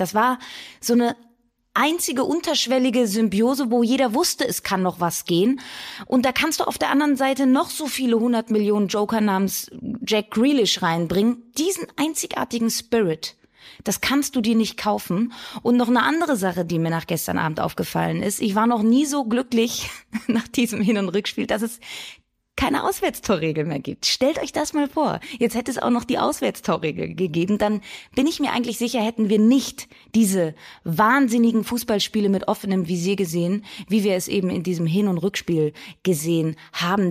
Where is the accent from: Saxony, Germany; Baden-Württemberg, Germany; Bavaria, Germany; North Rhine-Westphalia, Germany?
North Rhine-Westphalia, Germany; Cologne; ich bin in Köln geboren